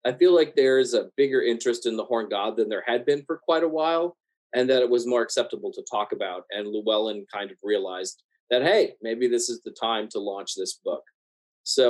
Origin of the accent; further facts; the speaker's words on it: American South, United States; I grew up in the American South